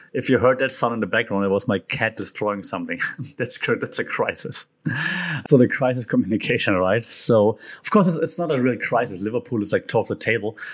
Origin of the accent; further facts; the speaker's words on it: Germany; accent: German; English is a second language; being German, and now for once you cannot make fun of my German accent